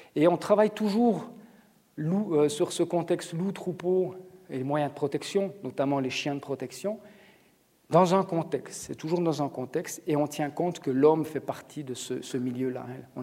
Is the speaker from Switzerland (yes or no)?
yes; Switzerland; chez nous en Suisse